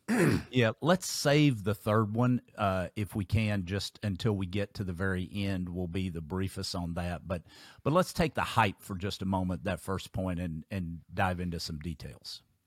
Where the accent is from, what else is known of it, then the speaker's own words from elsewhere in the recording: Kentucky, United States; my home state of Kentucky